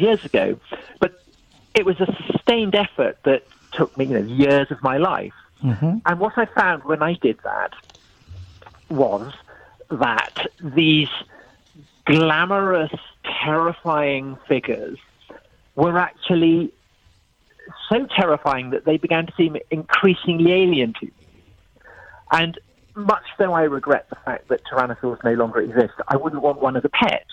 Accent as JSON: {"language": "English", "country": "United Kingdom", "tie": "born or raised there", "said": "I was brought up in Church of England here in Britain"}